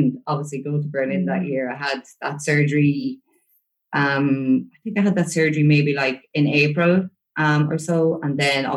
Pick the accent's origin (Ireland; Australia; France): Ireland; growing up in Ireland